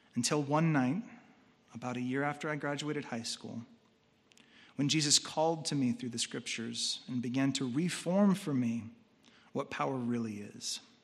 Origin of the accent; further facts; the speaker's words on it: United States; As American consumers